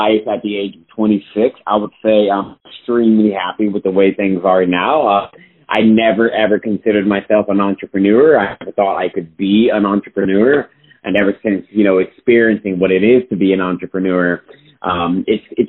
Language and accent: English; Austin, Texas, United States; I was born and raised still here in Austin, Texas.